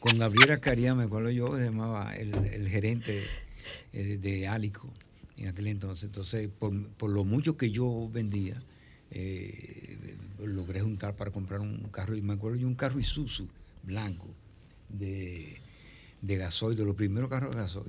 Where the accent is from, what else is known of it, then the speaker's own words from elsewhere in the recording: Dominican Republic; Yo soy el primer dominicano que sale a cantar un festival internacional